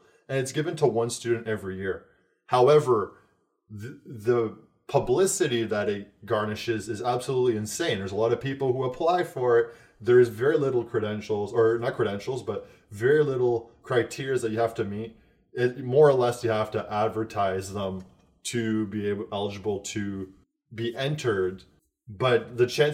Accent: Canada; as a Canadian

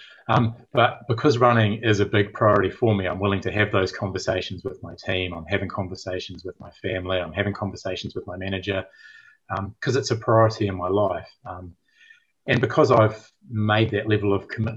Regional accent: Timaru, Canterbury, New Zealand; moved away as an adult; also born or lived in United Kingdom; Moved back to my hometown in Timaru

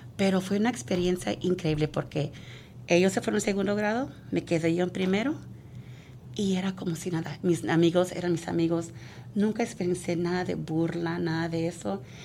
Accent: San Mateo, California, United States; Yo fui aquí, de este distrito, fui, vine a Laurel Elementary

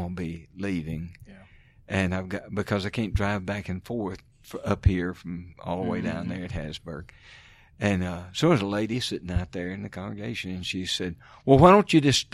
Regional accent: Mississippi, United States; I grew up in Mississippi

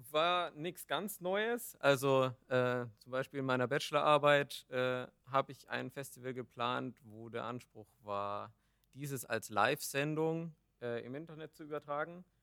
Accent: Nuremberg, Bavaria, Germany; born there; now in Düsseldorf, Germany

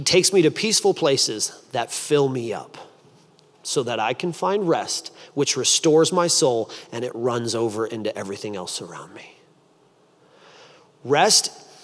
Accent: Michigan, United States; now in Columbus, United States; I'm from Michigan and I live in Columbus, and so I'm from the Midwest

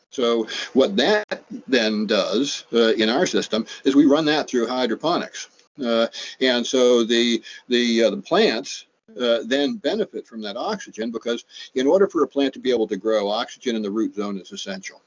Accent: Cape Cod, Massachusetts, United States; I'm a native Cape Codder. I was born uh, at the Cape Cod Hospital, uh, just uh, a few yards from where I, I grew up on Lewis Bay

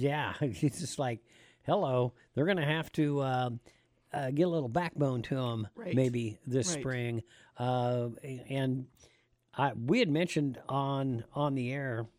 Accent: Kansas, United States; moved away; when I grew up in Kansas

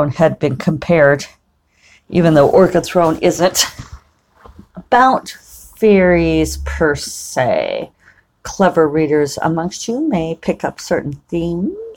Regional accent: United States; we're from America

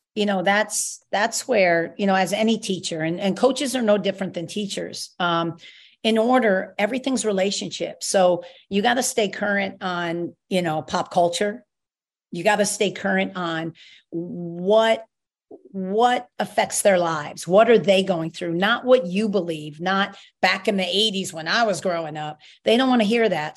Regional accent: New York, United States; now in Rhode Island, United States; I'm a New Yorker.

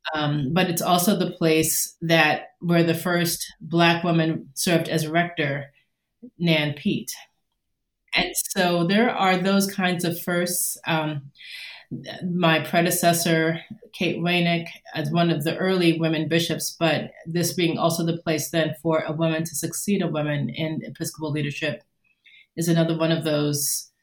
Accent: New York, United States; moved away as an adult; now in Indiana, United States; I am a New Yorker through and through

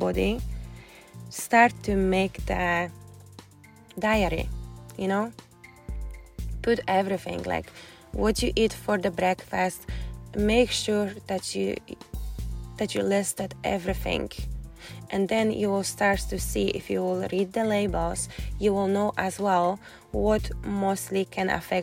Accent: Poland; English is a second language; moved away as an adult; now in Scotland, United Kingdom; when I moved first time to Scotland from Poland

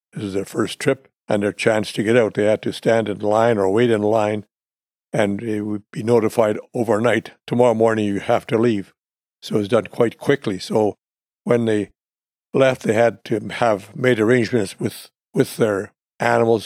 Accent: Canada; I was born in Canada in nineteen thirty-six

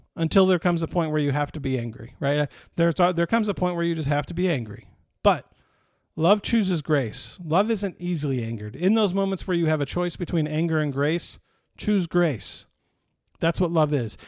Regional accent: Michigan, United States; now in Texas, United States; When I grew up in Michigan, summers were exciting because the weather was nice. Now that I live in Texas

